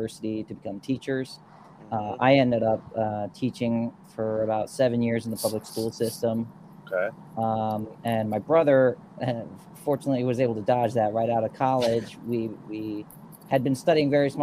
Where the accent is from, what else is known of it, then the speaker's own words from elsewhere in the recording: near Rockville, Maryland, United States; now in West Virginia, United States; near Rockville, Maryland